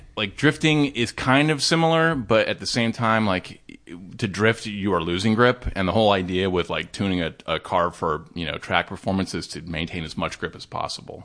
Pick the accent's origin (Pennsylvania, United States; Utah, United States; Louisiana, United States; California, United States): California, United States; Laguna Niguel; also born or lived in Dana Point; I actually grew up in Laguna Niguel and Dana Point